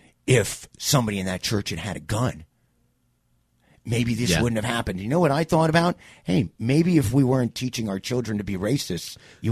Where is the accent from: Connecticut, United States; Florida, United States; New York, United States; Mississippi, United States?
New York, United States; New York City; moved away as an adult; also born or lived in Phoenix, Arizona / Greenville, South Carolina; I grew up in New York City.